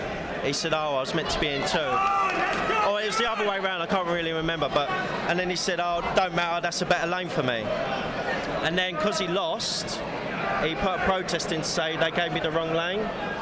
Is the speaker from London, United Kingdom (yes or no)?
yes; Sutton, London, United Kingdom; Yeah, Sutton. So, you know, we've got MAA fighters and we've got boxers